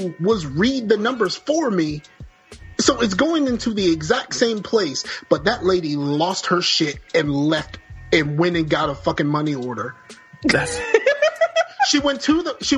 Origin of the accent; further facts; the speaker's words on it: Virginia, United States; I am from Virginia